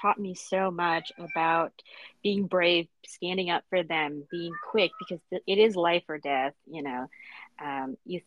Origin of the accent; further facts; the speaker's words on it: New York City, New York, United States; I grew up in Brooklyn. I wasn't born here, but I did grow up here